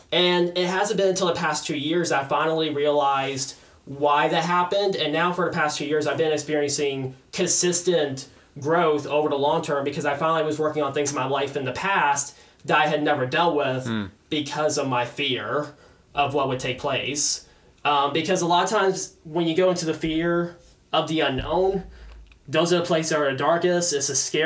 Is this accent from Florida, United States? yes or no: yes; West Palm Beach, Florida, United States; I've been born and raised in West Palm Beach, like in the heart of West Palm Beach my entire life